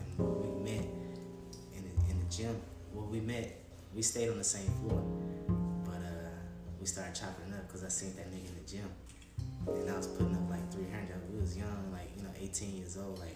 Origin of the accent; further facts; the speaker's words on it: Chicago, Illinois, United States; also born or lived in Georgia; I was raised in Chicago. In Southside